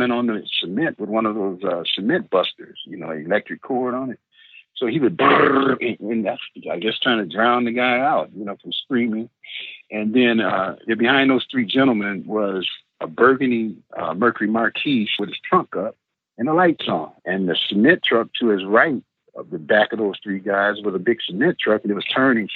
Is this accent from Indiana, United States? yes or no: no; Benton Harbor, Michigan, United States; also born or lived in Detroit, Michigan; I was in Benton Harbor, Michigan, my hometown